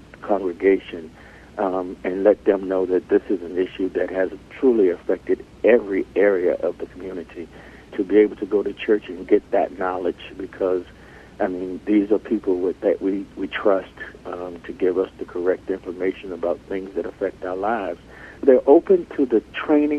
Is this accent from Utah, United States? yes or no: no; Alexandria, Virginia, United States; I was born and raised here in Northern Virginia in the city of Alexandria.